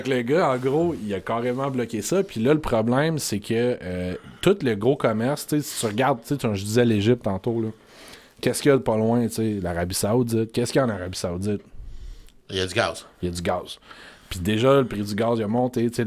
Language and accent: French; Montreal, Quebec, Canada; je suis un, gars de- un gars de Montréal qui a pas grandi là